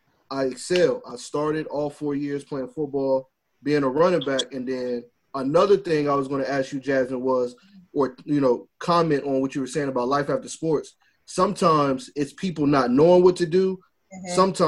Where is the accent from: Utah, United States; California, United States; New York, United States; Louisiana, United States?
Louisiana, United States; now in Virginia, United States; I'm from Louisiana, but I live out here in Virginia.